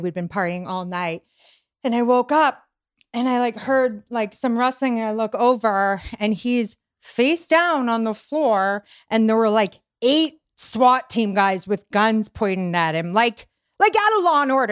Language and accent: English; Boston, Massachusetts, United States; moved away as an adult; also born or lived in Venice Beach, Los Angeles; now in Los Angeles, United States; I'm Irish Italian from Boston.